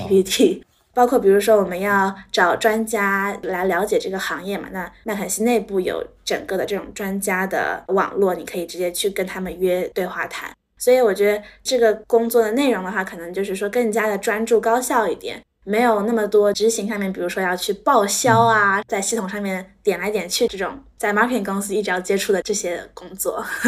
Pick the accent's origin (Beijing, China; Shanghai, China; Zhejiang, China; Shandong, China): Shanghai, China; moved away as an adult; also born or lived in North America; 我是从小在上海长大的